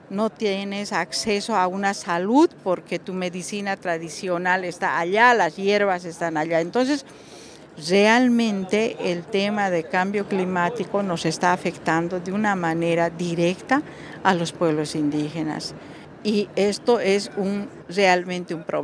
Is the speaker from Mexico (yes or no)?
no; Bolivia; soy aymara de, de Bolivia Em, bueno, Bolivia como país somos una mayoría indígena